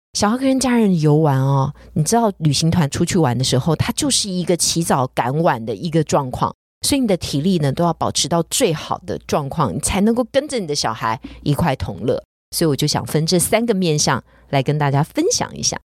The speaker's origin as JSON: {"language": "Chinese", "country": "Taiwan", "said": "也许我们台湾人对于素物的了解并不是非常多"}